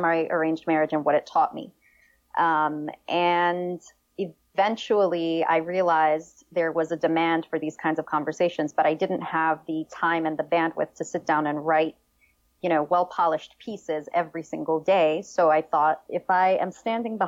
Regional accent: New York City, New York, United States; also born or lived in Damascus, Syria; I did grow up in New York City. I was born in Damascus, but I really didn't spend much time out in Syria

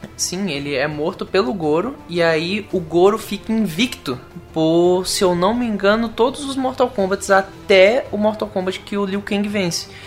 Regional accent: Juazeiro do Norte, Ceará, Brazil; now in Curitiba, Brazil; eu sou de Juazeiro do Norte, mas eu tô morando aqui agora

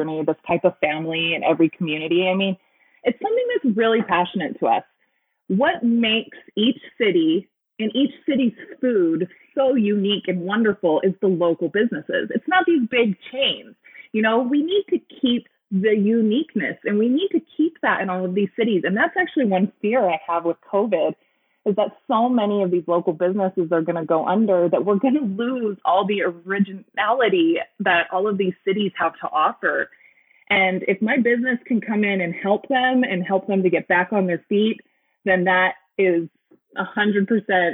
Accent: Highland, Utah, United States; also born or lived in New York; I grew up in Highland

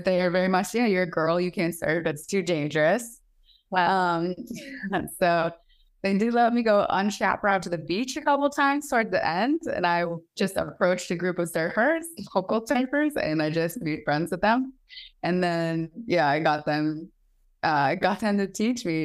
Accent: Maine, United States; moved away; also born or lived in Bali; growing up in Maine, my parents did a great job

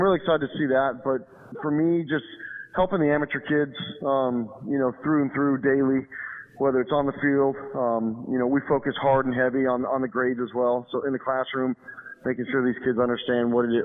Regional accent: Arizona, United States; moved away as an adult; now in Ohio, United States; I grew up in Arizona, so we play baseball year-round.

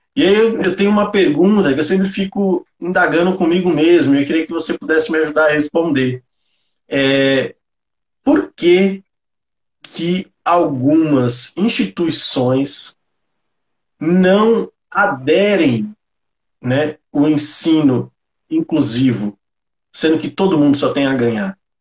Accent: São Paulo, Brazil; Eu também sou, né, da periferia de São Paulo, aqui do Grajaú.

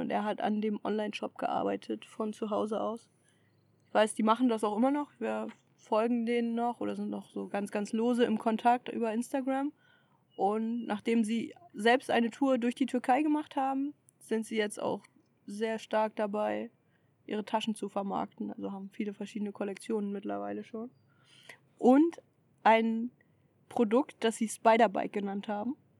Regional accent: Germany; von vielen als Deutsche erkannt

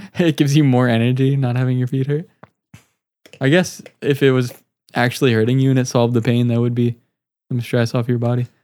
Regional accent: United States; I'm an American

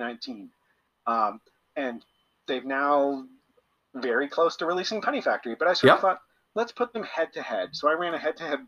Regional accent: Canada; we're all Canadian

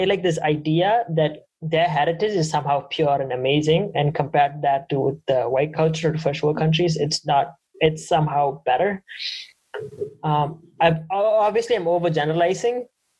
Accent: Canada; Oh, we're all from Canada. We're all born in Canada.

